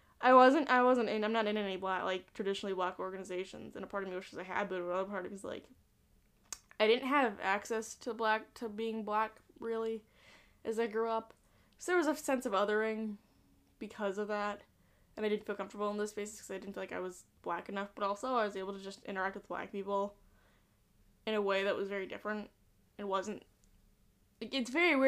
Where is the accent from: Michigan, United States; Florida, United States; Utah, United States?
Utah, United States; I grew up in Utah, and I went to really nice schools